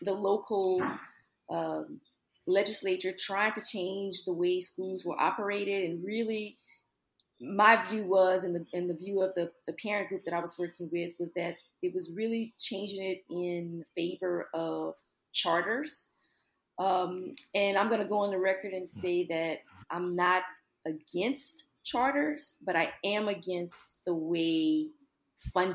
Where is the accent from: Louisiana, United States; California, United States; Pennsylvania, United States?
Louisiana, United States; Lafayette; now in Baton Rouge, United States; I am born and raised in Lafayette, Louisiana. Love my hometown